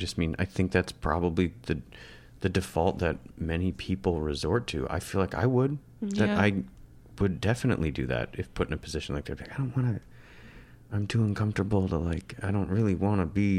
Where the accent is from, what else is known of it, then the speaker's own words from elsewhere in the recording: Michigan, United States; No, you're from Canada and I'm from Michigan.